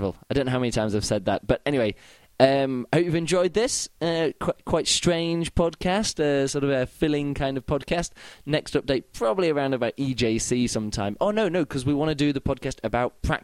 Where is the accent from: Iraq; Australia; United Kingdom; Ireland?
United Kingdom; England; now in Berlin, Germany; I'm from England. I now live in Berlin.